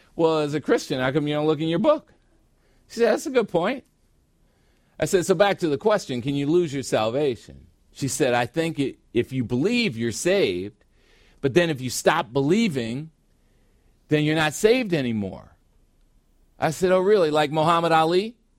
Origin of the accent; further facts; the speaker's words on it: United States; now in Phoenix, United States; I grew up on Lake Michigan